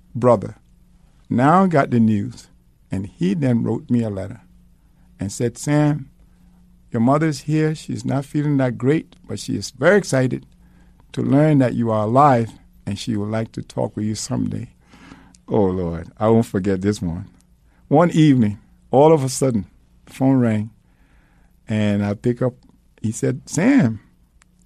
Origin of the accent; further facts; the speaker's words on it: Liberia; moved away; I'm from Liberia.